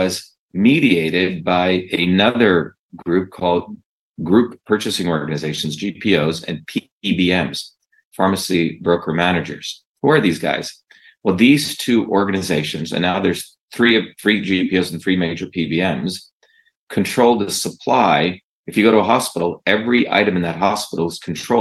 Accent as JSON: {"language": "English", "country": "India", "tie": "born or raised there", "moved": "yes", "lives_now": "United States", "said": "I grew up in India where my grandmother was a traditional village healer"}